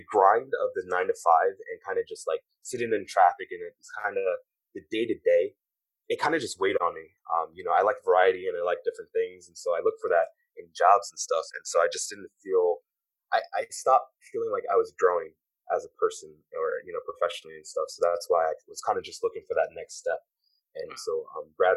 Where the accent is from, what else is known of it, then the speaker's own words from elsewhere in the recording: Maryland, United States; also born or lived in Philadelphia, Pennsylvania / Washington, D.C.; I was born in Philly and raised in Maryland